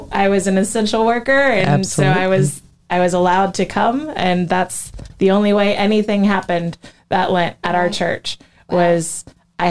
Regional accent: Florida, United States; I grew up in Florida, but I wasn't on this coast

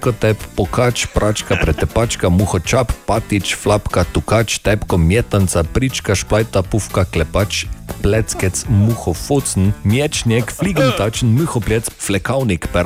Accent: Maribor, Drava, Slovenia; prihajam iz Maribora in mi temu pravimo pičego.

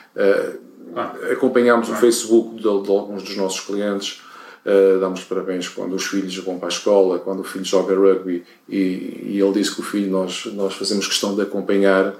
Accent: Portugal; nós como portugueses

